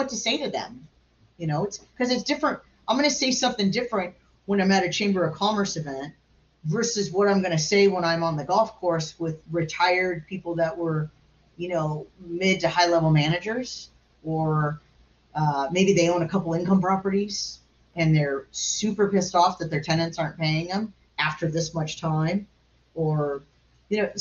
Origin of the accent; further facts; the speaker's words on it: Long Beach, California, United States; I'm from Long Beach, California. My family's lived in the same neighborhood for 81 years.